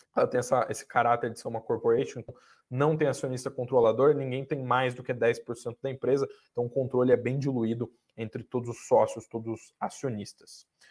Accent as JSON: {"language": "Portuguese", "region": "South Region", "country": "Brazil", "moved": "yes", "lives_now": "São Paulo, Brazil", "said": "Eu sou lá do Sul"}